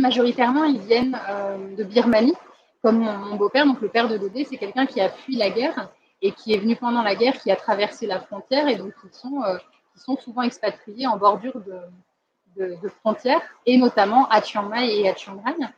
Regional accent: France; accent: French; now in Thailand; Mon accent français

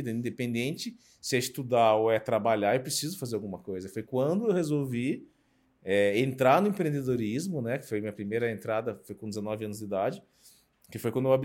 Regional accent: Sorocaba, São Paulo, Brazil; eu sou de Sorocaba, tenho 47 anos

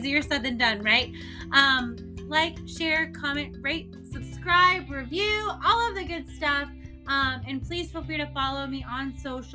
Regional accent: North Midwest, United States; I'm from the North Midwest

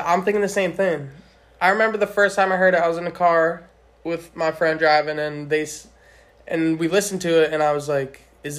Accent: New Jersey, United States; now in Los Angeles, United States; I'm from New Jersey. We're both out in LA now.

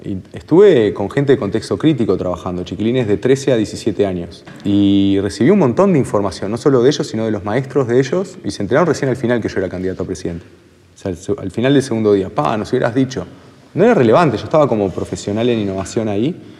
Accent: Uruguay; como uruguayos

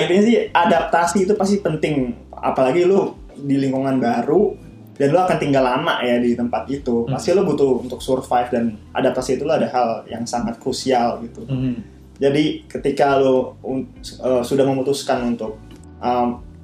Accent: Indonesia; moved away as an adult; now in Bangkok, Thailand; di daerah gue dulu di Indonesia

